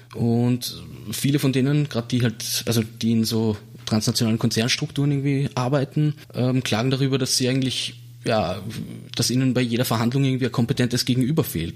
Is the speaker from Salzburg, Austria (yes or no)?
yes; Salzburg, Austria; moved away; also born or lived in Vienna; Ich bin aus Salzburg Stadt, also ich bin dort aufgewachsen